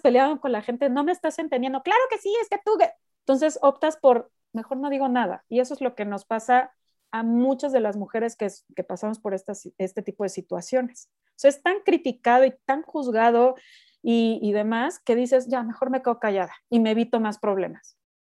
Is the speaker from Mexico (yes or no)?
yes; Mexico; moved away as an adult; also born or lived in United States; yo soy una mexicana muy rara